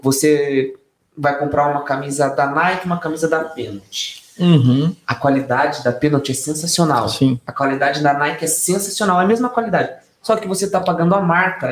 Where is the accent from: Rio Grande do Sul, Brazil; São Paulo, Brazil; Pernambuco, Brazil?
São Paulo, Brazil; São Roque; todos nós somos de São Roque. Nas, uhum. Nascidos, criados